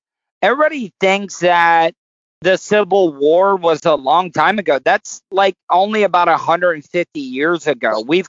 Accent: De Leon Springs, Florida, United States; I grew up in a very small town, De Leon Springs, Florida. A lot of people don't know this. In Volusia County, it is the fern capital.

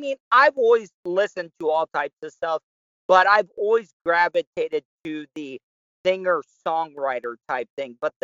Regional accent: Volusia County, Florida, United States; I was born and raised in Florida in Volusia County

